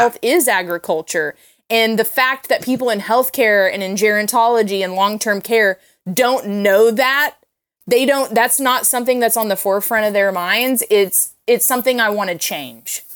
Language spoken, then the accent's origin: English; Tulsa, Oklahoma, United States; moved away as an adult; also born or lived in Los Angeles, California; I grew up in Tulsa, Oklahoma, but I had moved out to California